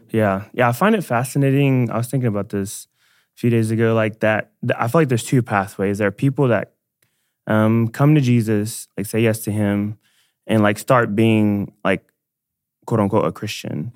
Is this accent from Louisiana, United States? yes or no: no; Dallas, Texas, United States; I'm from Dallas, born and raised.